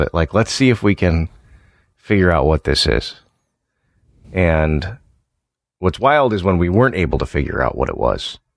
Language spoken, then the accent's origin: English; Illinois, United States; also born or lived in LaSalle-Peru, Illinois (Starved Rock area); I'm from Illinois